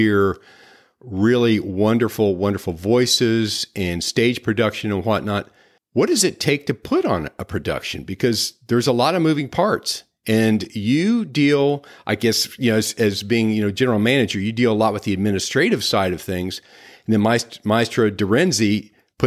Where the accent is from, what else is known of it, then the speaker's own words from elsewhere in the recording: Midwest, United States; moved away as an adult; now in Sarasota, United States; something I was not exposed to growing up in the Midwest, I guess. And so since moving to Sarasota here about 8 years ago